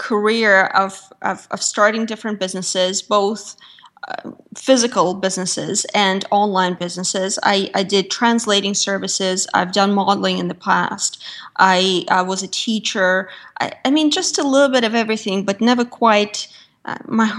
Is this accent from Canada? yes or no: no; Russia; moved away; I was born and raised in Russia.